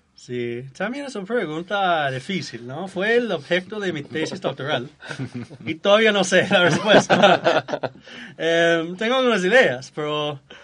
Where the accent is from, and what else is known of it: United States; Spanish is a second language